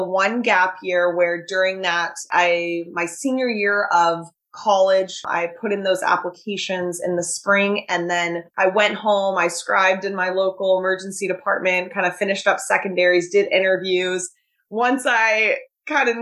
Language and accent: English; Southern California, United States; moved away as an adult; now in Chicago, United States; I'm from Southern California. My parents still live there and I will be going back